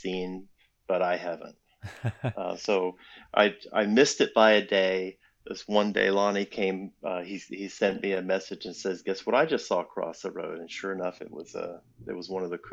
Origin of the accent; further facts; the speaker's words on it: New England, United States; born up in New England and grew up on a 400-acre dairy farm